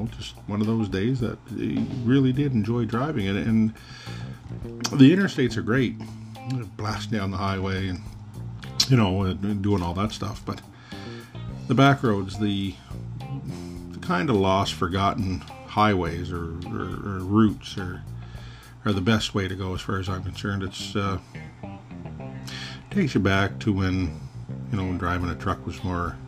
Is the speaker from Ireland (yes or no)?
no; Canada; being a Canadian truck driver